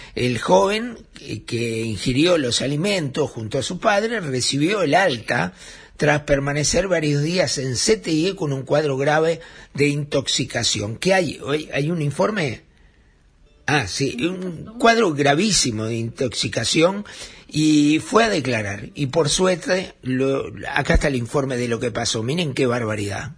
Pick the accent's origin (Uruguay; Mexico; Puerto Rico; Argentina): Uruguay; somos los uruguayos